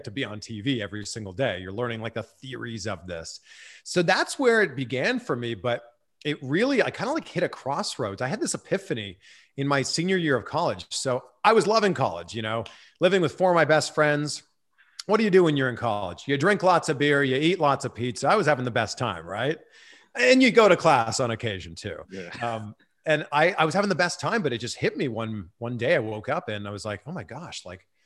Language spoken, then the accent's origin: English; Pickering, Ontario, Canada; I take the train in from my hometown Pickering into Toronto